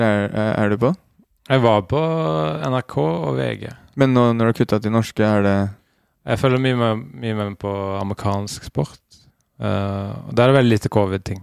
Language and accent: Norwegian; Western Norway, Norway; now in Oslo, Norway; jeg kommer fra Vestlandet